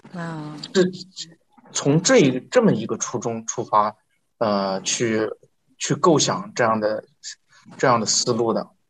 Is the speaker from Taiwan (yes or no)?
no; northern China, China; 我是，我是北方人，对粤语对我来说完全是，完全是另外一门语言